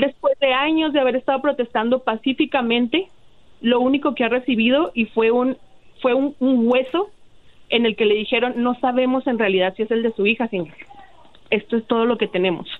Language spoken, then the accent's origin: Spanish; Ciudad Juárez, Chihuahua, Mexico; yo soy de Ciudad Juárez. Yo he vivido en Ciudad Juárez desde que tenía seis años y desde que soy muy chiquita